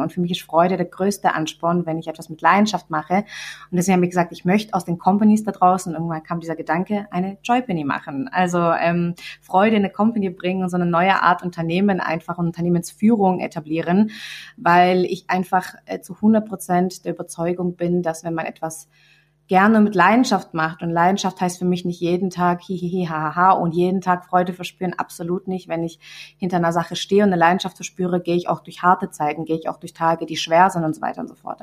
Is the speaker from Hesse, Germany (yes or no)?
no; Swabia, Baden-Württemberg, Germany; accent: Swabian; ich rede total Schwäbisch